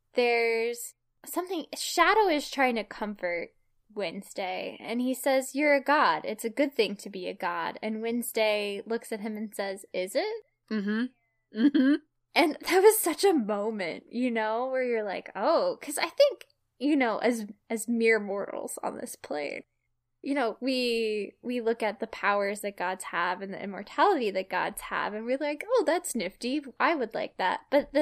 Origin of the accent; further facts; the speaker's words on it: Appalachia, United States; I technically qualify for a minority scholarship because I am Appalachian white, which is a historically, economically disadvantaged, region.